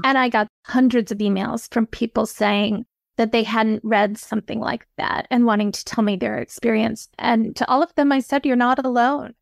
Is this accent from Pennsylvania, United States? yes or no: no; Midland, Michigan, United States; I grew up in Midland, Michigan, which is the headquarters of the Dow Chemical Company.